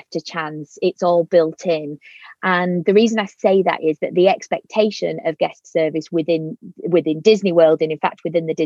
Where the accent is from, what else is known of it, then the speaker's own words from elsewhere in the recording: Yorkshire and the Humber, United Kingdom; accent: Yorkshire; my Yorkshire accent